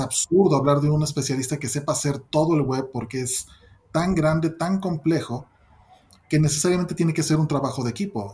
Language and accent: Spanish; Mexico; soy mexicano